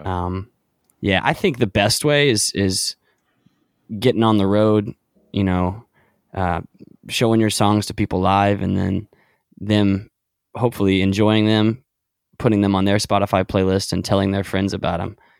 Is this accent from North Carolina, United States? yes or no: yes; Charlotte, North Carolina, United States; also born or lived in Clemson; I grew up in Charlotte